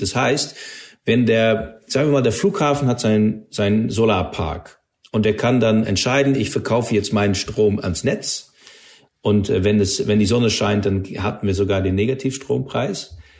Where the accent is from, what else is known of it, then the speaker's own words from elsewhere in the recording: Netherlands; German is a second language; moved away; ich bin Niederländer und bin auch aufgewachsen in einer Gegend, wo es eine luftwaffe stutzpunkt gab